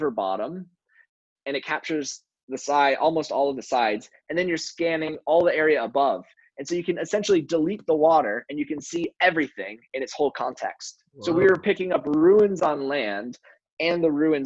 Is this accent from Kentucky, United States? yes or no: no; Chicago, Illinois, United States; I'm from Chicago